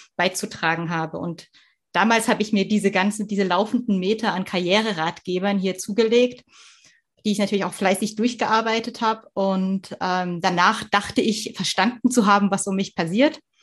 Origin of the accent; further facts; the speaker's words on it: East Germany, Germany; moved away; also born or lived in Swabia; Ich komme aus Ostdeutschland.